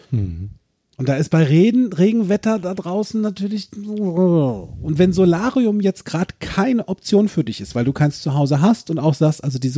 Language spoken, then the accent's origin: German; Eifel, Germany; born there; Weißt ja, du, ich bin ja aus der Eifel gebürtig.